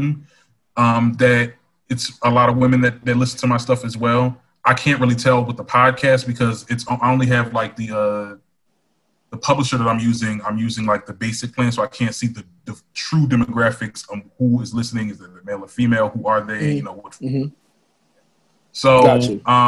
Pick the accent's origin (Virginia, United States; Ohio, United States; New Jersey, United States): New Jersey, United States; Trenton; I'm from Trenton, New Jersey. It's a small town. It's the capital.